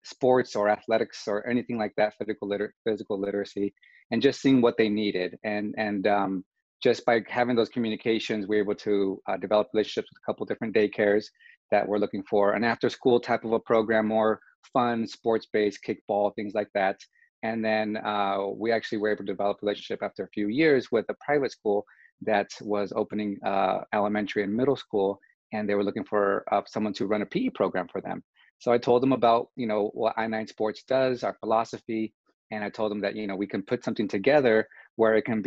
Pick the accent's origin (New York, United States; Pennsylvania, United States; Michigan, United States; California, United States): California, United States; moved away as an adult; also born or lived in Honolulu, Hawaii; now in Texas, United States; I'm from California originally